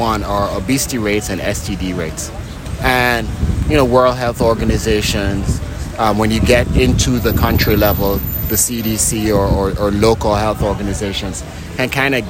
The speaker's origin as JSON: {"language": "English", "country": "Jamaica", "tie": "born or raised there", "moved": "yes", "lives_now": "United States", "said": "I was born in Jamaica, okay. And spent a good chunk, not just a good chunk, damn near all my adult life in the U.S."}